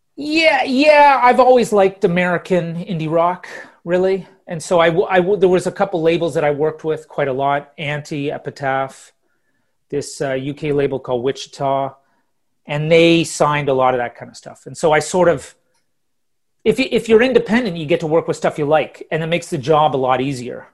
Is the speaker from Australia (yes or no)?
no; Ottawa, Ontario, Canada; moved away as an adult; also born or lived in Toronto / Calgary / Halifax / London; now in Stockholm, Sweden; I was born in Toronto, grew up in Ottawa, then moved out to Calgary